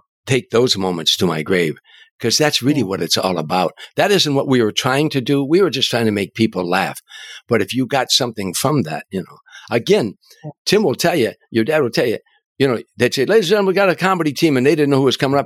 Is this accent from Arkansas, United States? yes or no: no; Harvey, Illinois, United States; my hometown, Harvey, Illinois